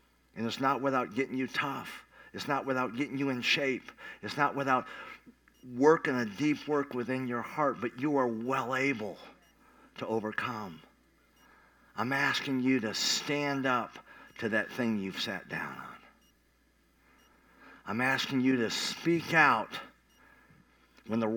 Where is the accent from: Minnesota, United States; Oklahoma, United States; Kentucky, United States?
Oklahoma, United States; Tulsa; I came out from Tulsa, Oklahoma, Midwest